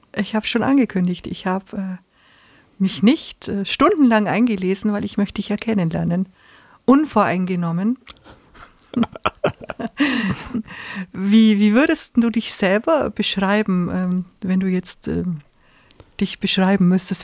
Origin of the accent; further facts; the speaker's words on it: Augsburg, Bavaria, Germany; Augsburg ist meine Heimatstadt, die ich liebe, meine Geburtsstadt